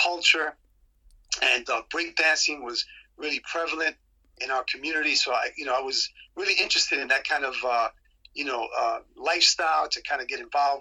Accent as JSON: {"language": "English", "town": "New York City", "region": "New York", "country": "United States", "tie": "born or raised there", "said": "I was raised in Queens"}